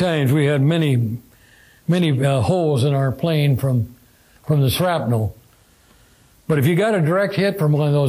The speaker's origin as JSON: {"language": "English", "region": "Midwest", "country": "United States", "said": "I was from the Midwest, get back to the Midwest"}